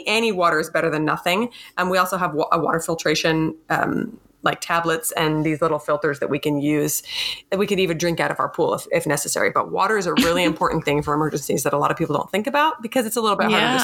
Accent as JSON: {"language": "English", "region": "Michigan", "country": "United States", "tie": "born or raised there", "said": "I grew up in Michigan"}